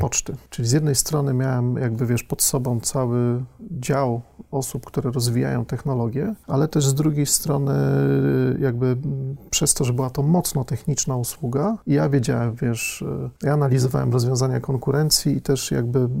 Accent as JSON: {"language": "Polish", "town": "Lębork", "region": "Pomeranian Voivodeship", "country": "Poland", "also_born_or_lived": "Tricity", "moved": "as an adult", "said": "ja pochodzę z niewielkiego stosunkowo miasteczka, z Lęborka na Pomorzu"}